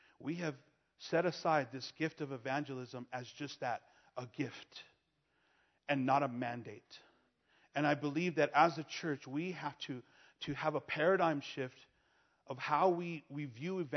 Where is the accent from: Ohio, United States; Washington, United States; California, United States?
California, United States; Los Angeles; I'm born and raised in California, in Los Angeles